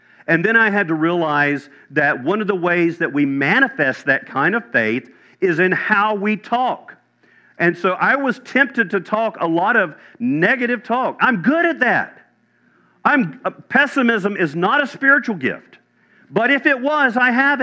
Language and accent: English; Chapel Hill, North Carolina, United States; moved away; I was born in Chapel Hill, North Carolina